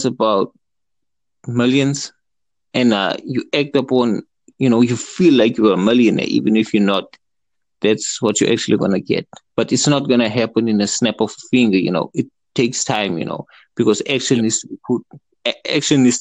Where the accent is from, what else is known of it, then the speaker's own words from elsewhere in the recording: South Africa; I'm from South Africa.